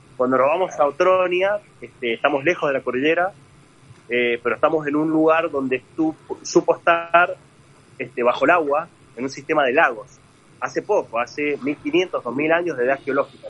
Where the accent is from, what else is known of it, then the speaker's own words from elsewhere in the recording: Luján de Cuyo, Mendoza, Argentina; soy mendocino, eh, nací, en Luján de Cuyo.